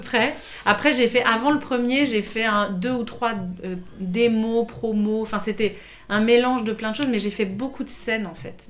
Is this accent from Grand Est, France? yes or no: no; Paris, Île-de-France, France; moved away as an adult; also born or lived in Montreal, Quebec; je suis parisienne vraiment. Alors je suis née à Paris, j'ai grandi à Paris.